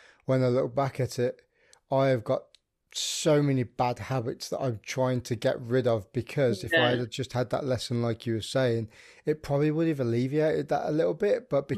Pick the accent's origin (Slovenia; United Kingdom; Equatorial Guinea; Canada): United Kingdom; Birmingham, West Midlands; moved away; I'm from the Midlands, so I'm from Birmingham originally.